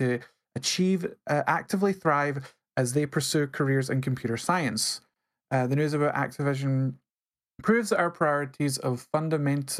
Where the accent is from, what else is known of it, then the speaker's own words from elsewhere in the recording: Scotland, United Kingdom; I'm Scottish. If I can't roll my R's, I'm doing it wrong